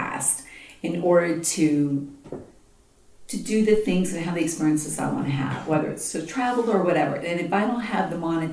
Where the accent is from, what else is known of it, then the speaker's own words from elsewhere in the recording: United States; I'm American